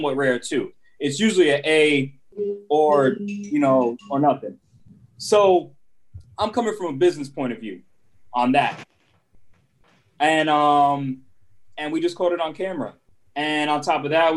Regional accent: New York City, New York, United States; first language Spanish; English is a second language; moved away as an adult; also born or lived in Puerto Rico (ancestry); now in North Carolina, United States; First generation here that educated here in New York City

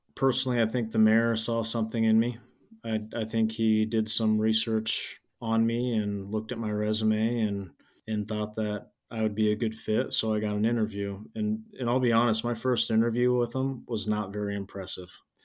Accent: Nebraska, United States; accent: Midwest; now in Nevada, Iowa, United States; I'm from Nebraska and I'm a huge avid Nebraska fan

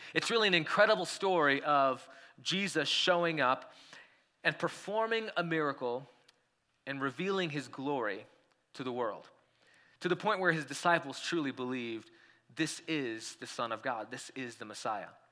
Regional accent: India; now in Colorado, United States; when I was growing up in India

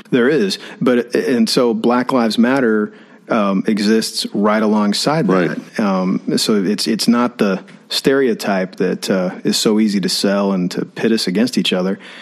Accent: Austin, Texas, United States; moved away as an adult; now in College Station, United States; growing up in Austin and I was fourth generation right. in a Baptist church

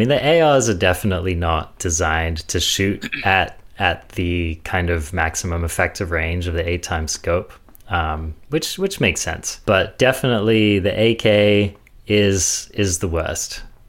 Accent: England, United Kingdom; I'm I'm English. Can you tell?

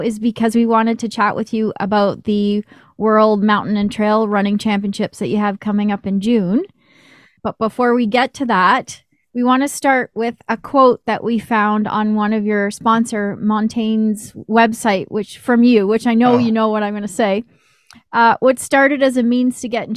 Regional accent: Toronto, Ontario, Canada; now in Orangeville, Canada; we both grew up in Toronto

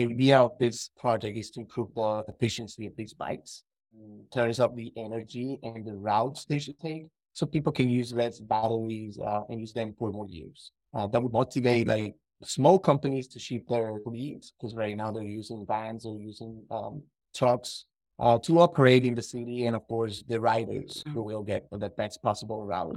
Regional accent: Dominican Republic; moved away as an adult; also born or lived in Spain; now in Toronto, Canada; I'm from the Dominican Republic, so I know Spanish.

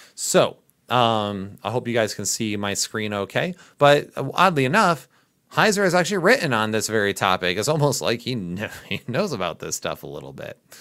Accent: Midwest, United States; accent: Midwest; my Midwest accent

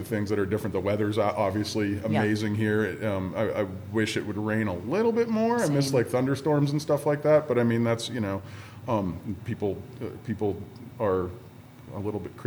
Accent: Pennsylvania, United States; moved away as an adult; also born or lived in Santa Barbara / Lompoc; now in Oceano, United States; I moved here from Pennsylvania. I lived a lot of different places in my life. I moved around a lot, but Pennsylvania is where I was born and raised.

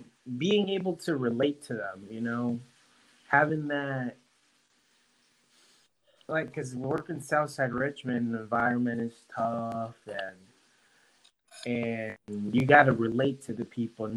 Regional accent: Honduras; moved away as an adult; growing up in Honduras

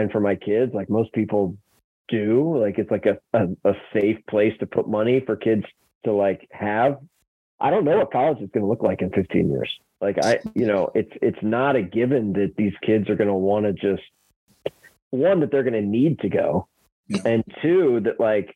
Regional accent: Atlanta, Georgia, United States; I grew up in Atlanta

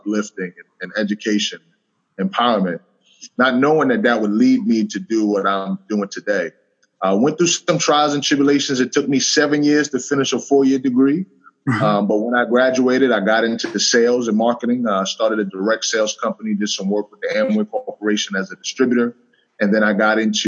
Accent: New York City, New York, United States; I grew up in a single parent home in the South Bronx.

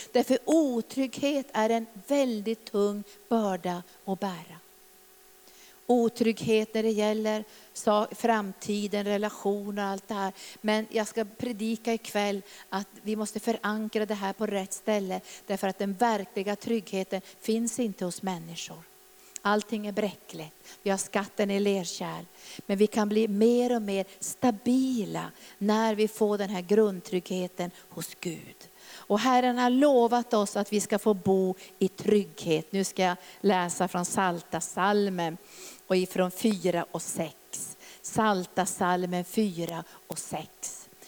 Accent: Norrbotten County, Sweden; när jag växte upp där i Norrbotten

